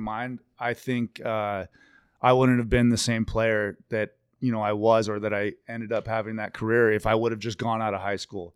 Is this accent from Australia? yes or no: no; Victoria, British Columbia, Canada; also born or lived in Seattle; now in Colorado, United States; we never got Mariners games on T V growing up in Victoria